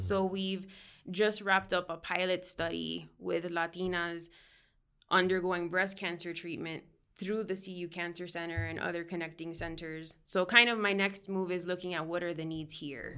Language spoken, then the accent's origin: English; Miami, Florida, United States; moved away as an adult; now in Northern Colorado, United States; that's actually where I'm originally from, born and raised